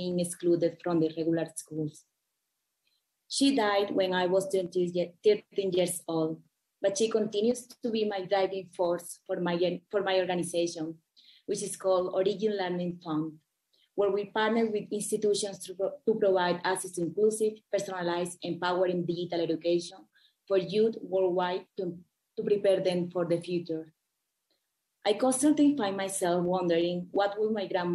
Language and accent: English; La Guajira, Colombia; I grew up in La Guajira, which is the indigenous capital of Colombia